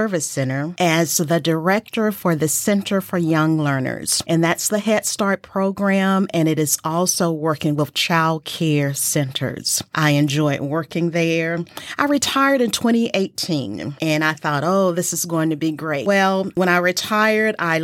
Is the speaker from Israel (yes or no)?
no; Montgomery, Alabama, United States; moved away as an adult; now in Abilene, United States; I am from Montgomery, Alabama